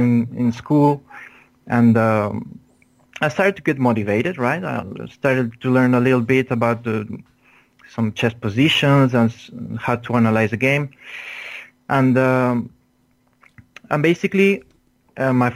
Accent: Luxembourg; moved away as an adult; also born or lived in Pamplona, Spain; now in Madrid, Spain; my nationality is Spaniard, but actually I lived 20 years in Luxembourg. So actually I grew up in Luxembourg.

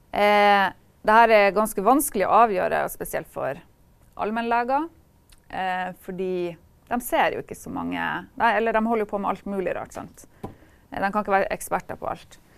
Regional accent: Kirkenes, Finnmark, Norway; jeg er fra Kirkenes.

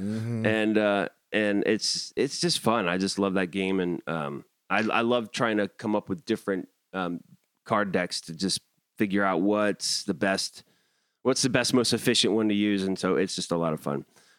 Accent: Northeast, United States; I'm from the Northeast.

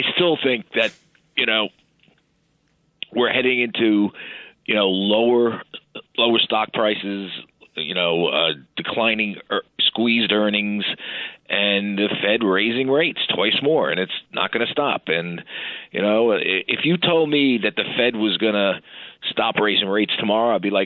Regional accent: New York City, New York, United States; I was born in Westchester Square Hospital in the Bronx

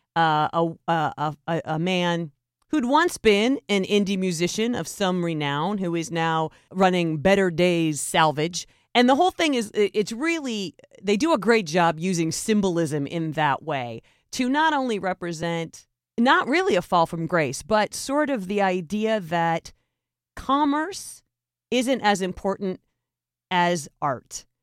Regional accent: United States; as American citizens

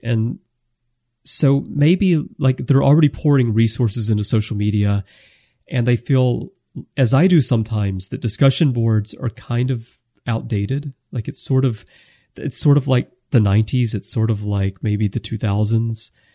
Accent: United States; moved away; I grew up in the States

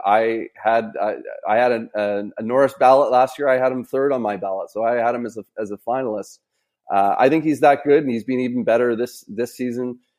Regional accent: Vancouver, British Columbia, Canada; around my age that, growing up in Vancouver

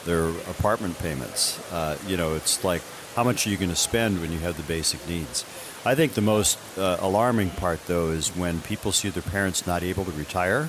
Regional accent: Gladstone, Michigan, United States; I grew up in the Upper Peninsula of Michigan. We are known as Upers

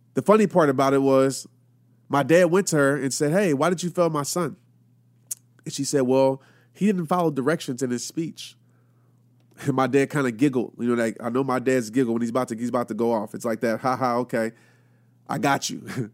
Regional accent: Louisiana, United States; also born or lived in Arkansas; growing up, I lived in a city in Louisiana

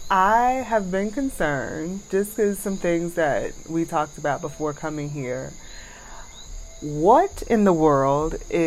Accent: United States; moved away as an adult; now in Dominica; As an American

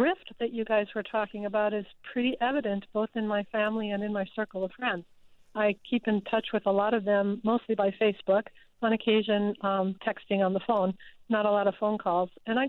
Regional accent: Casper, Wyoming, United States; moved away as an adult; also born or lived in North Dakota / Minnesota; now in Upper Marlboro, United States; somebody who grew up in Wyoming. I was born in North Dakota, lived a little bit in Minnesota, and moved to Wyoming when I was 10 and left Wyoming when I was just shy of 50 years old.

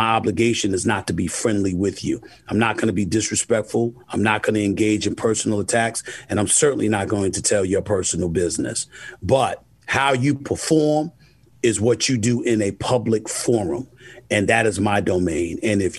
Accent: New York, United States; Growing up in New York, seeing the star on the helmet, loving the Dallas Cowboy cheerleaders, but hating the fact that everybody raved about the Cowboys.

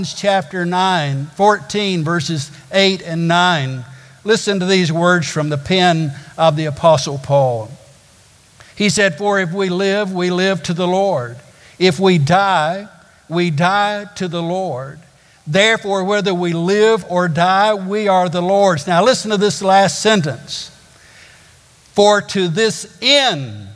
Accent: Arab, Alabama, United States; I grew up in a place called Arab. I have a brother that lives in Joppa, and you have to go through Egypt to get there. I grew up in the Holy Land of Alabama.

